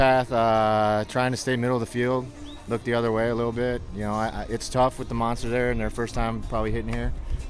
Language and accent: English; suburb of Chicago, Illinois, United States; from suburb of Chicago.